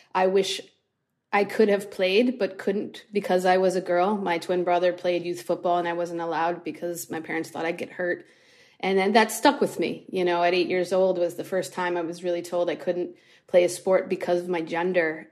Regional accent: Buffalo, New York, United States; I'm from Buffalo, New York

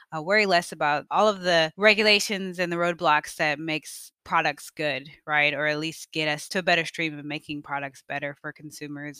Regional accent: Evanston, Illinois, United States; moved away; I grew up in Evanston, Illinois, just right outside of Chicago

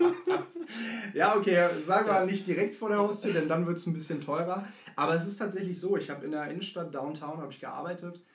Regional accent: Hanover, Lower Saxony, Germany; Ich äh, bin ursprünglich auch aus Hannover, wie

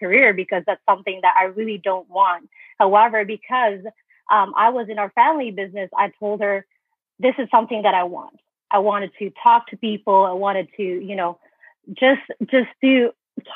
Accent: Philippines; moved away as an adult; I was born and raised in the Philippines

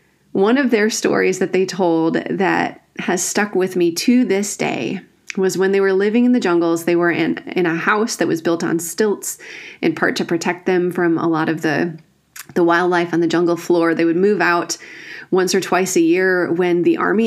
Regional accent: Northwoods of Wisconsin, United States; I grew up in the Northwoods of Wisconsin

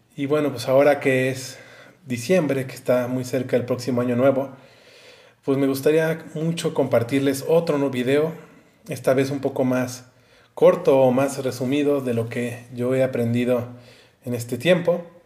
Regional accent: Mexico; yo soy de México

